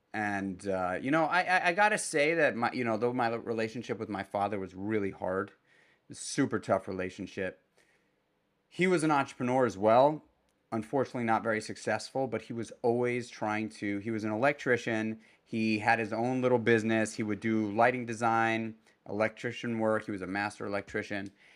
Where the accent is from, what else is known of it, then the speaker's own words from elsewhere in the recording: New York City, New York, United States; moved away as an adult; also born or lived in Brooklyn; now in Hudson Valley, New York, United States; I grew up in Manhattan and spent the better part of my adult life in Brooklyn